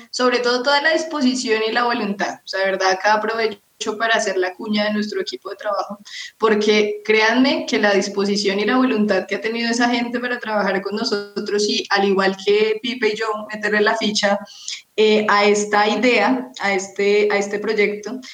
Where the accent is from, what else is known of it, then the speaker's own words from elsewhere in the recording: Colombia; como colombianos, eh, si, tenemos ese sentido de pertenencia por nuestro país